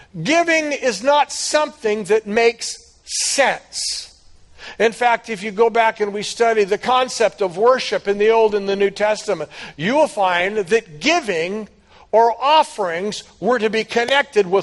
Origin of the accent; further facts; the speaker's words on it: United States